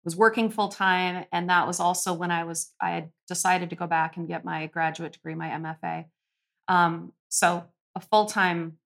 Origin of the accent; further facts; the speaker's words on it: Minneapolis, Minnesota, United States; also born or lived in Colorado / Montana / California; I grew up here in Minneapolis